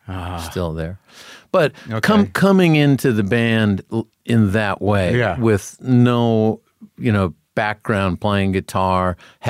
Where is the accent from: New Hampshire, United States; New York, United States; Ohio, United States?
New Hampshire, United States; Concord; Grew up in New Hampshire.